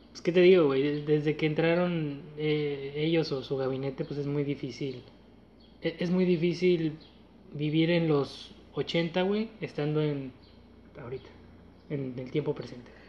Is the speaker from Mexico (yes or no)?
yes; Mexico; somos mexicanos